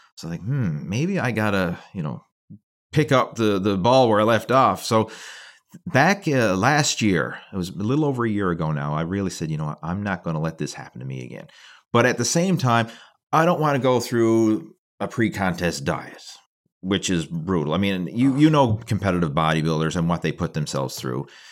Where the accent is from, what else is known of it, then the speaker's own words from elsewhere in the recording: Canada; being a Canadian